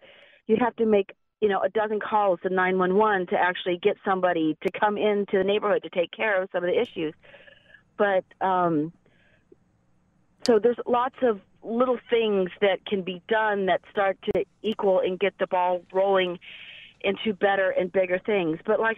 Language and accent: English; California, United States; now in Buffalo, United States; I actually do live on the east side of Buffalo, and I've been there for 15 years. I am a transplant from California